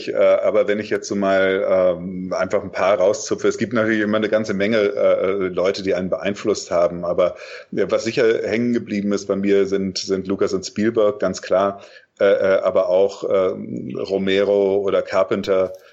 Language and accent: German; Lüneburg, Lower Saxony, Germany; äh, und das war so wirklich die Zeit